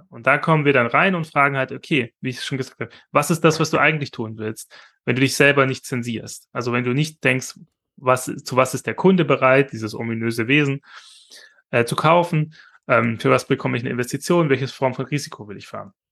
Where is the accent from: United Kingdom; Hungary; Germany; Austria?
Germany; Esslingen, Baden-Württemberg; Oder das Popinski in, äh, in Esslingen, wo ich herkomme, ähm